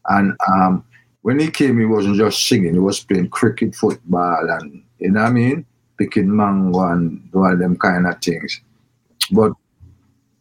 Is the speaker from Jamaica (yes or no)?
yes; Kingston, Kingston Parish, Jamaica; Then I moved to this great, one of the greatest places on earth, Trenchtown.